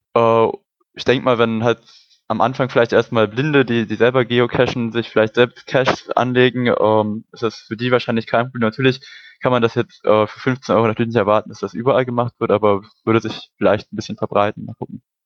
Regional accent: Brandenburg, Germany; moved away as an adult; now in Hamburg, Germany; Also ich bin auch gerade erst nach Hamburg oder im September nach Hamburg gezogen, komme ursprünglich aus Brandenburg

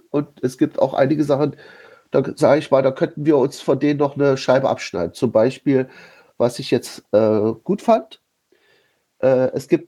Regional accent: Berlin, Germany; ich wechsle hier mal zwischen äh, meiner Heimatstadt Berlin und meinem, ja, sagen wir mal, vielleicht Arbeitsort Potsdam.

